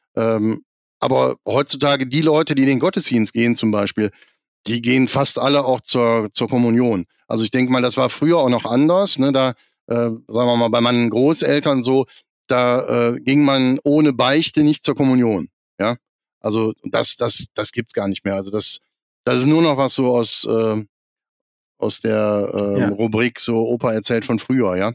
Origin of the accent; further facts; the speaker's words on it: near Krefeld, North Rhine-Westphalia, Germany; Ich bin 1972 geboren in Krefeld am Niederrhein und äh, bin da eigentlich in römisch-katholisch-volkskirchlichen Strukturen aufgewachsen in einer Kleinstadt am Niederrhein, zehn Kilometer von Krefeld weg